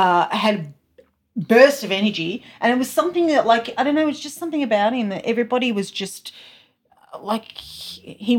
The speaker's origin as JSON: {"language": "English", "region": "country Victoria", "country": "Australia", "tie": "born or raised there", "moved": "as an adult", "lives_now": "Canberra, Australia", "said": "Born and bred in Victoria, country of Victoria"}